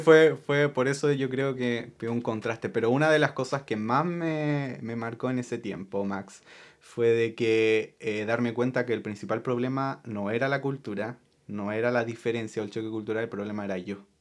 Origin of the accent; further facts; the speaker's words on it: Chile; moved away; yo puedo ser chileno porque yo nací en Chile